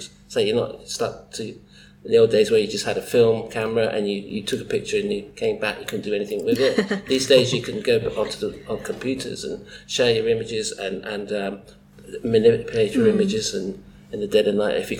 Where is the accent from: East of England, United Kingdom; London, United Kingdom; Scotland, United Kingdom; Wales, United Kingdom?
London, United Kingdom; I come from North East London. I'm a retired MRI radiographer.